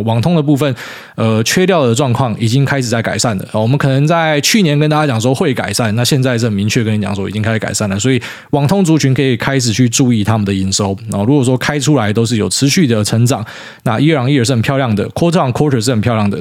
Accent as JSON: {"language": "Chinese", "country": "Taiwan", "said": "我们台湾人"}